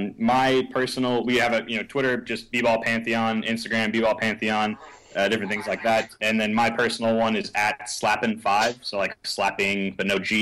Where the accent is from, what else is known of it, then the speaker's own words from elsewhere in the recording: San Antonio, Texas, United States; We're both from San Antonio